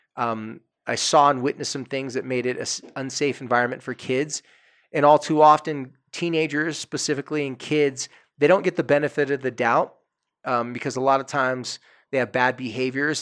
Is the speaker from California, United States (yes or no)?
yes; Carlsbad, California, United States; had an apartment across the street from the beach in my hometown on the street that I loved more than any other street. The street's called Acacia Street in Carlsbad, California.